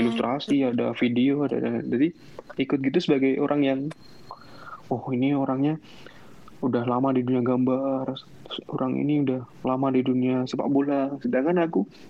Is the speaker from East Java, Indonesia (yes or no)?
no; Temanggung, Central Java, Indonesia; moved away as an adult; also born or lived in Semarang; aku kan asli Temanggung